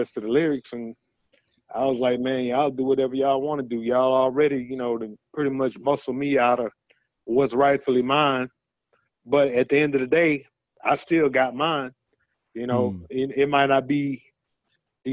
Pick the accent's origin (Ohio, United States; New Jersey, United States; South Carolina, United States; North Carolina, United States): North Carolina, United States; Winston-Salem; I was born in Winston-Salem, North Carolina